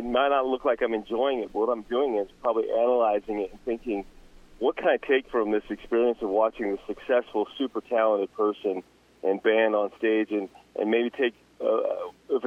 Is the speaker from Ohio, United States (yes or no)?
no; Roosevelt, Utah, United States; also born or lived in Heber City, Utah; So I grew up in Roosevelt, Utah.